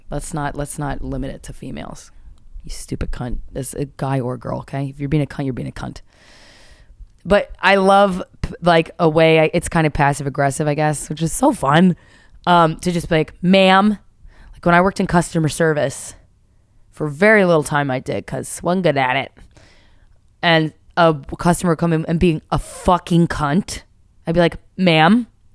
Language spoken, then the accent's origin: English; Philadelphia, Pennsylvania, United States; accent: Philly; Now, see, my Philly accent melds with the Canada accent too much, and it doesn't work out.